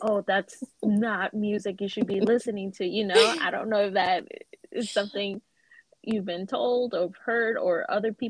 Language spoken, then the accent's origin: English; United States; we were born and raised here in America.